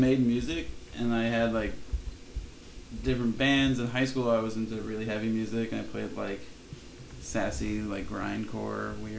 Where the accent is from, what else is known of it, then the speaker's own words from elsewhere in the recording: Long Island, New York, United States; moved away; also born or lived in Philadelphia; I grew up in Long Island, so I'm used to that.